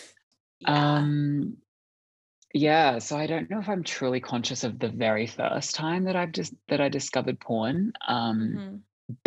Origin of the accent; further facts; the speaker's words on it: Australia; I am from Australia.